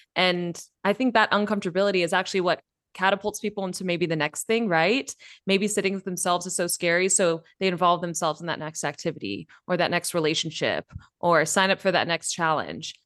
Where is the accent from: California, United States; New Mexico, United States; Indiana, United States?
California, United States; Bay Area; moved away as an adult; now in Mexico; I've grown up in California, born and bred in the Bay Area